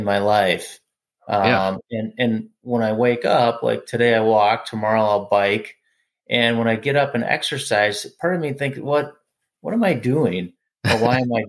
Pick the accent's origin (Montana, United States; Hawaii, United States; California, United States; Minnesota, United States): Minnesota, United States; growing up in Minnesota